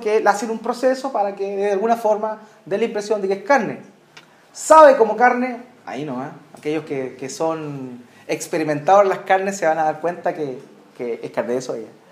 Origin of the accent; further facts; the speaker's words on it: Chile; acá en Chile nosotros celebramos eh, nuestras fiestas patrias